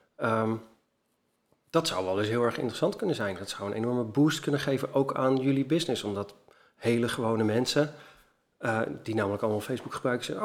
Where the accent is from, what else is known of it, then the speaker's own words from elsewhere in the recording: Netherlands; ik als Nederlander